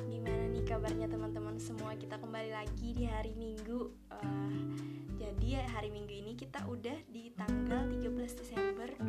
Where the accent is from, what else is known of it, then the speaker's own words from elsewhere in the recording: South Kalimantan, Indonesia; bakalan ngasih contoh dari daerahku sendiri Kabupaten Banjar